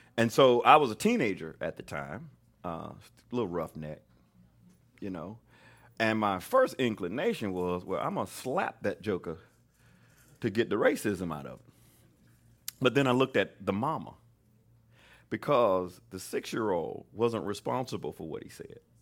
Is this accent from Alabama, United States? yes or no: yes; Mobile, Alabama, United States; moved away; I grew up in Mobile, Alabama, so you don't get no more Southern than